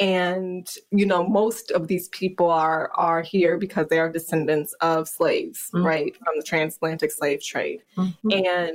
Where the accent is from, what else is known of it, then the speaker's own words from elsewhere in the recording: Grand Ledge, Michigan, United States; I grew up in a very suburban, very white part of Michigan called Grand Ledge.